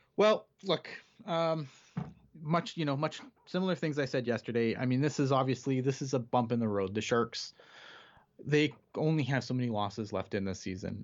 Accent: Canada; I'm Canadian

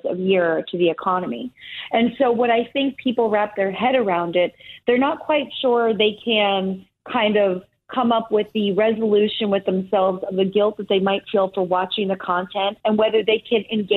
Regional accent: Easton, Pennsylvania, United States; moved away as an adult; also born or lived in California; I grew up in Easton, Pennsylvania. I went to Easton High School

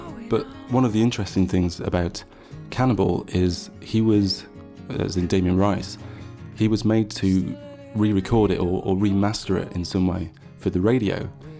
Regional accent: Sheffield, Yorkshire and the Humber, United Kingdom; but I come from Sheffield. I come from where the … came from

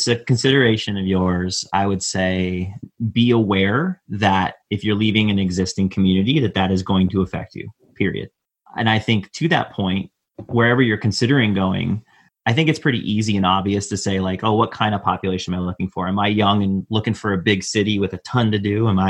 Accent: Midwest, United States; And that was something growing up in the Midwest that I thought was unique to the Midwest, but I don't think it is.

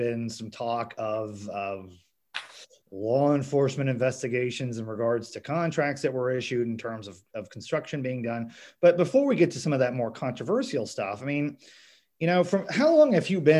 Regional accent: Springfield, Missouri, United States; I'm from the Springfield area

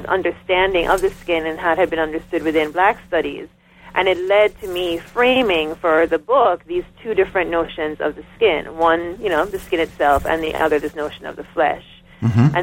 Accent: Jamaica; moved away as an adult; now in United States; I'm coming in as a Jamaican.

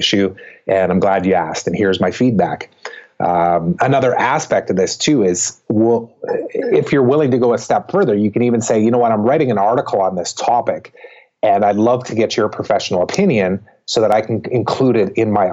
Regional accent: Canada; I'm Canadian

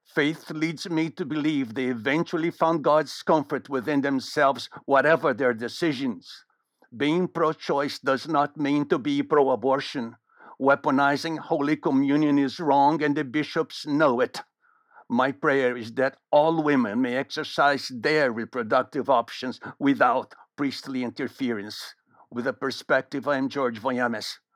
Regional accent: Rio de Janeiro, Brazil; now in San Francisco, United States; I grew up in Rio de Janeiro

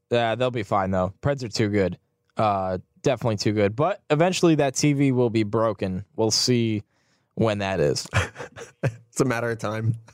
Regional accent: New York, United States; I'm from New York, so special one is at Radio City

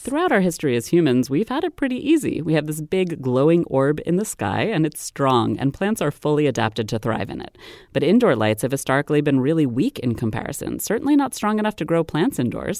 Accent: Maryland, United States; my home state of Maryland

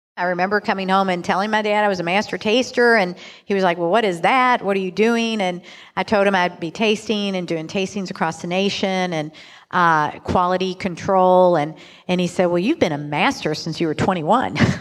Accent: Louisville, Kentucky, United States; also born or lived in Chicago; I'm born and raised in Louisville

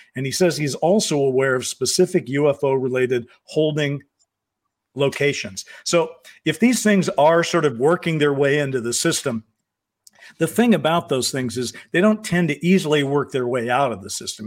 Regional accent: United States; I'm an American who's been around for a long time

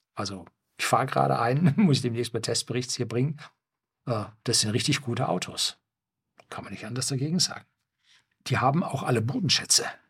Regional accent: Germany; bei uns in Norddeutschland

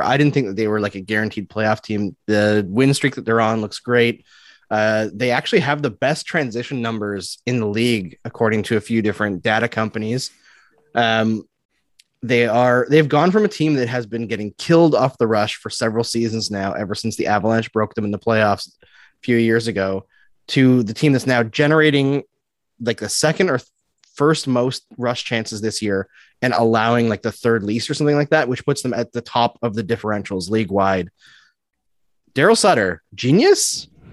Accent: Canada; I'm Canadian

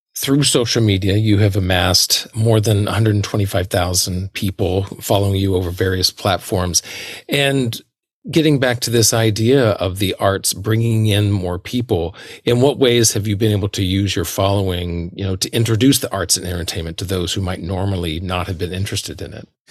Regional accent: the South, United States; moved away as an adult; also born or lived in New York; I grew up in the South, and the South was heavily Republican as I grew up

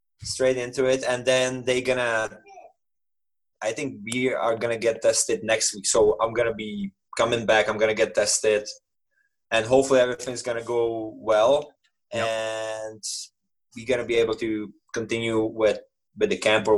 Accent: Czechia; moved away as an adult; also born or lived in Canada; I play for my hometown. You know, my family is there

